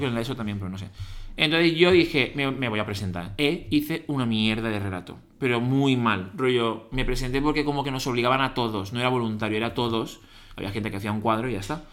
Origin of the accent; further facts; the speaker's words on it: Valencia, Valencian Community, Spain; de Valencia, tengo 31 años